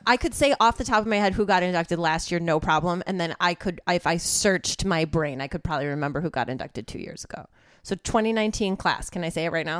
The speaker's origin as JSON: {"language": "English", "area": "suburbs of Chicago", "region": "Illinois", "country": "United States", "moved": "as an adult", "lives_now": "Los Angeles, United States", "said": "I'm from the suburbs of Chicago, but I lived in Chicago for ten years before I moved here"}